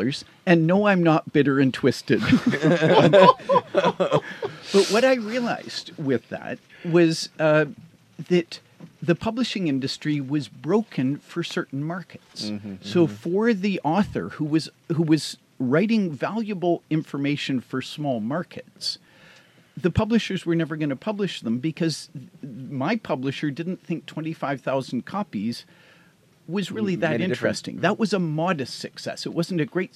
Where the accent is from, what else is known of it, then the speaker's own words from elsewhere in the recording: Hamilton, Ontario, Canada; I'm from Hamilton, Ontario